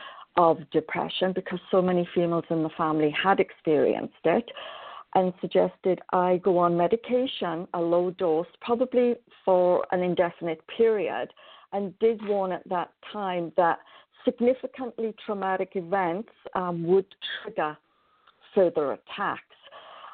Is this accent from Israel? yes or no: no; Wales, United Kingdom; moved away as an adult; now in Canada; originally I was born in Wales a very, very, very long time ago. I always wanted to be a nurse, one of my passions in life, and so completed my nurse training in Wales. I then moved to Canada in 1987